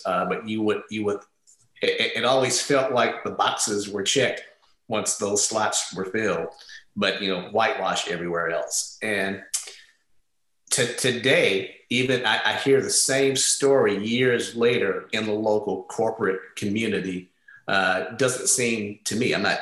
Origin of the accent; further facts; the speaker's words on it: St. Louis, Missouri, United States; moved away as an adult; fortunate enough to go to the math and science high school in my hometown. I'm from St. Louis